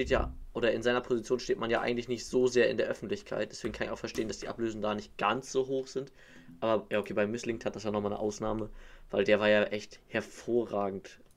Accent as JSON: {"language": "German", "region": "Hamburg", "country": "Germany", "said": "selbst als Hamburger würde ich"}